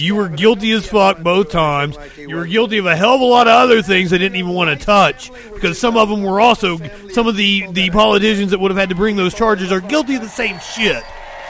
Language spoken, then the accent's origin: English; Kentucky, United States; I am from Kentucky